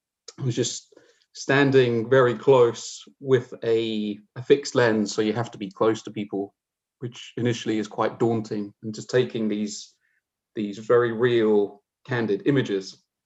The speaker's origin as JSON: {"language": "English", "region": "England", "country": "United Kingdom", "tie": "born or raised there", "also_born_or_lived": "Newcastle", "said": "I'm originally from Newcastle in the UK, though I don't have too much of an accent. As part of my sort of nomadic existence, I grew up on the south coast of England."}